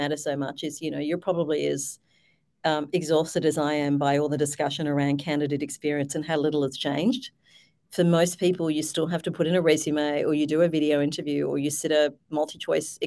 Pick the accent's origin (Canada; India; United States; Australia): Australia; I'm an Aussie.